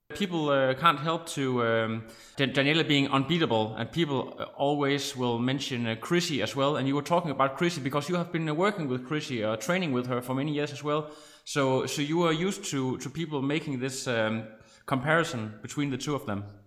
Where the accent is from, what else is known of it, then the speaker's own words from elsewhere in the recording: Denmark; we are from Denmark